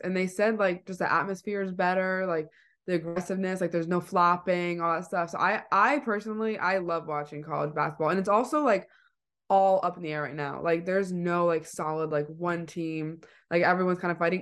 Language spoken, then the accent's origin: English; East Providence, Rhode Island, United States; I'm from East Providence